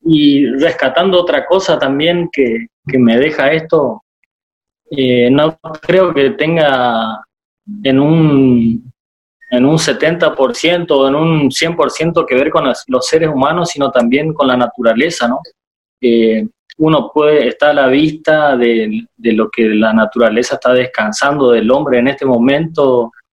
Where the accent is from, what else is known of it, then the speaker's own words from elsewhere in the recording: Itá Ibaté, Corrientes, Argentina; now in Corrientes, Argentina; soy de Itaibate y cerquita